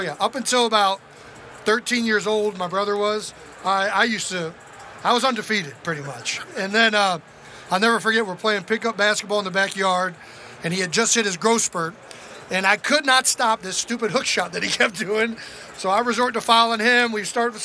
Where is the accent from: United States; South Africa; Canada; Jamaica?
United States; Cleveland Heights, Ohio; moved away; Growing up in Cleveland, we were always on the Browns